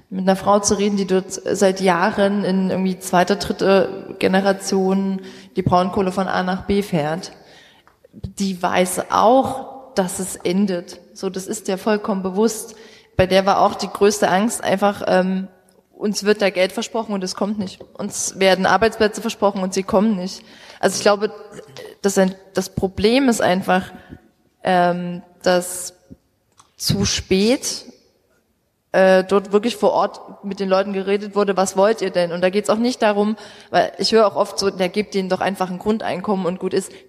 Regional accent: Saxony, Germany; Ähm, ich komme aus dem Vogtland, ich darf das sagen.

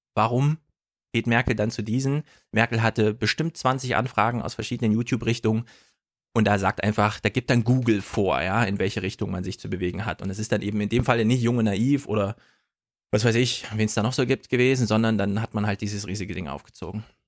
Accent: Jena, Thuringia, Germany; komme aus Jena, den München des Ostens

